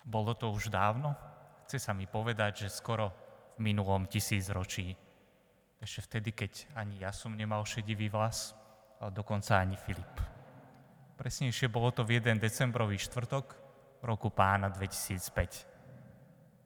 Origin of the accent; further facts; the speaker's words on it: Slovakia; also born or lived in eastern Slovakia; ja východňar nie som, som tu z Nového mesta, ale tri roky som teraz bol na východe